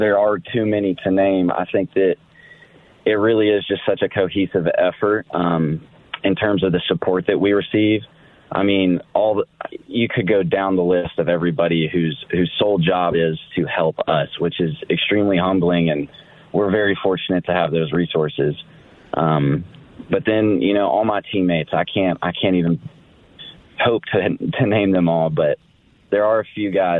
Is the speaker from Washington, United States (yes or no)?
no; Nashville, Tennessee, United States; moved away as an adult; also born or lived in Arizona / San Diego; I am from Nashville. I was born and raised